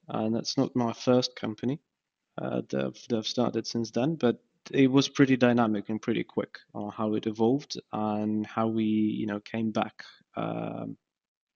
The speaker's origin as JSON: {"language": "English", "region": "Kyiv", "country": "Ukraine", "tie": "born or raised there", "moved": "as an adult", "lives_now": "Sheffield, United Kingdom", "said": "I was born in Kyiv, and this is where I've done my master's degree as well"}